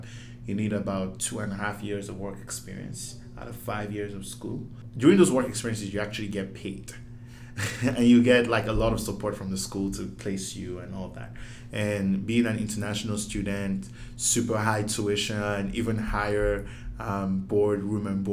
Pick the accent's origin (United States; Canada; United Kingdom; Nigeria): Nigeria; Lagos; I grew up in Lagos.